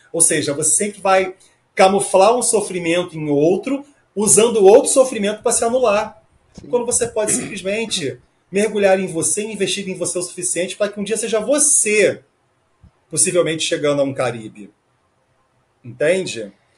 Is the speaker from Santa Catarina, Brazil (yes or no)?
no; Rio de Janeiro, Brazil; eu sou do Rio de Janeiro